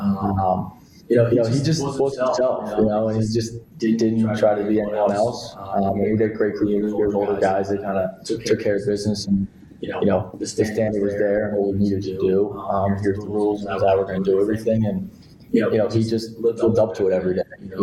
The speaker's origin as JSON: {"language": "English", "town": "Springfield", "region": "Pennsylvania", "country": "United States", "tie": "born or raised there", "said": "growing up in Springfield was playing lacrosse"}